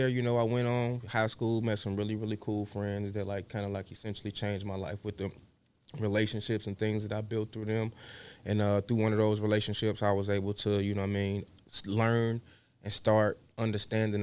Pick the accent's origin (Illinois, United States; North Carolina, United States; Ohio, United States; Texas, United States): Illinois, United States; Chicago; I started on the south side of Chicago. I come from the Ida B. Wells Projects, which are no longer there.